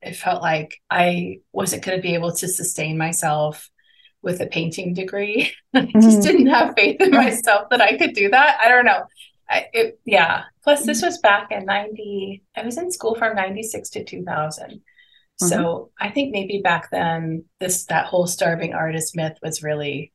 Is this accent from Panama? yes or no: yes; Panama; moved away as an adult; also born or lived in United States; So I grew up in Panama, and I went to art school in the U.S.